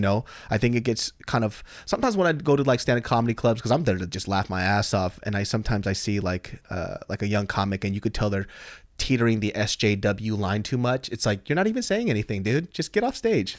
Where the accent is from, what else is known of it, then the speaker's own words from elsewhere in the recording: Sacramento, California, United States; I grew up in Sacramento, California